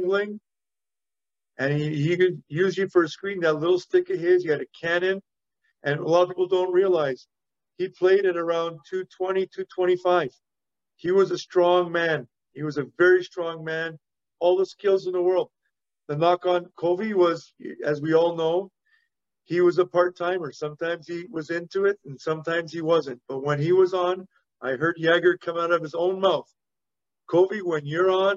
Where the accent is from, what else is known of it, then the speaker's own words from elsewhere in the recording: Montreal, Quebec, Canada; growing up in Montreal, I learned how to speak French really well.